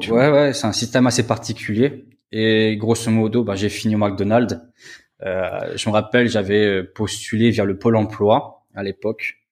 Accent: Metz, Grand Est, France; moved away as an adult; now in Poland; je suis originaire de Metz.

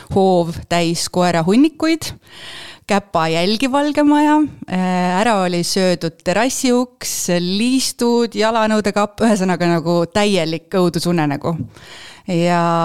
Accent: Paide, Järva County, Estonia; moved away as an adult; also born or lived in Turku, Finland; ma olen põline paidekas

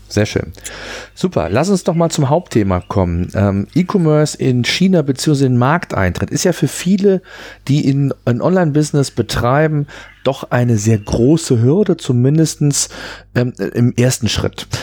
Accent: Germany; bei uns in Deutschland

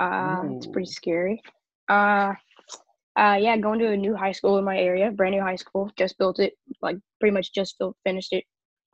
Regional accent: Nashville, Tennessee, United States; I'm 13 years old. I'm from Nashville. Live in Nashville right now.

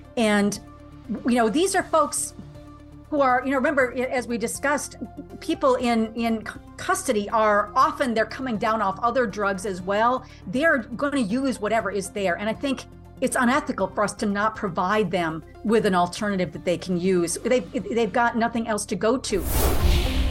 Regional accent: United States; being an American

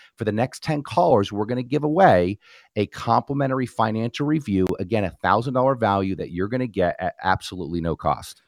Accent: New Jersey, United States; moved away; was born and raised in New Jersey

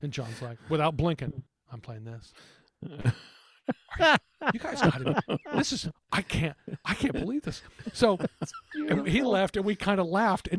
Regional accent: San Antonio, Texas, United States; born or raised there

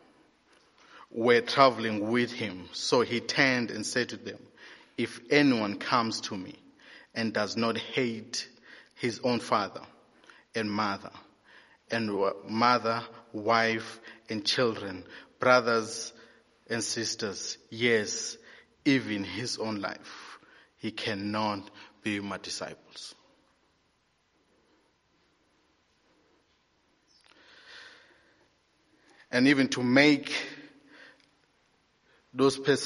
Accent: Eastern Cape, South Africa; moved away; I'm from the Eastern Cape

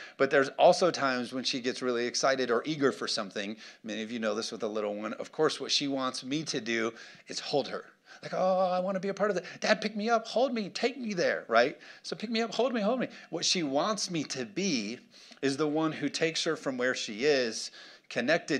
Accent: United States; American Christians

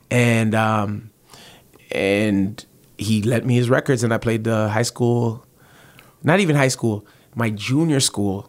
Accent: Toronto, Ontario, Canada; also born or lived in Malton, Mississauga; I'm from the Rexdale area

